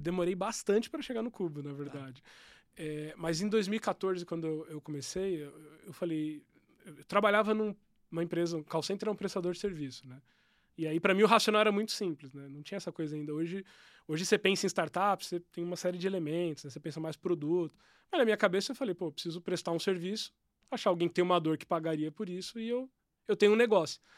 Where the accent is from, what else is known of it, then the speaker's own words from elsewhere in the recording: São Bernardo do Campo, São Paulo, Brazil; also born or lived in Guaianazes, São Paulo; now in Campinas, Brazil; Eu cresci em São Bernardo do Campo